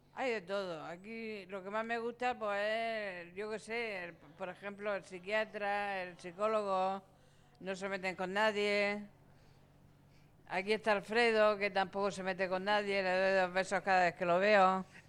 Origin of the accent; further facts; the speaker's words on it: Puerto Lumbreras, Region of Murcia, Spain; soy de Portelumbrera